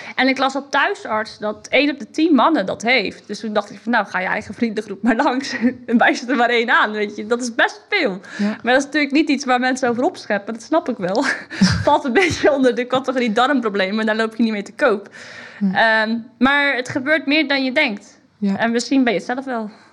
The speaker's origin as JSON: {"language": "Dutch", "country": "Netherlands", "said": "ik als Hollandse vrouw"}